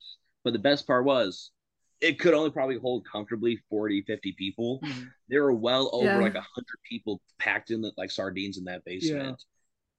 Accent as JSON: {"language": "English", "region": "Indiana", "country": "United States", "also_born_or_lived": "Chicago", "said": "So for context, we are from Indiana, but Chicago, like when I say we're doing a hometown show, that's Chicago."}